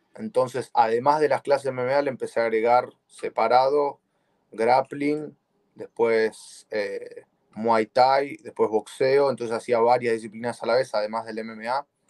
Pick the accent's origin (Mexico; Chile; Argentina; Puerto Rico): Argentina; Buenos Aires; moved away as an adult; now in United States; soy de Buenos Aires, Argentina